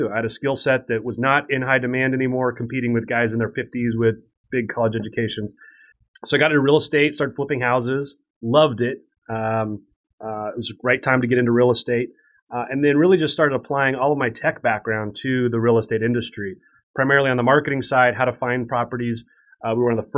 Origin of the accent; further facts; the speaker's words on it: Spokane, Washington, United States; I grew up in Spokane, Washington, which is a medium-sized town in eastern Washington, right on the Idaho border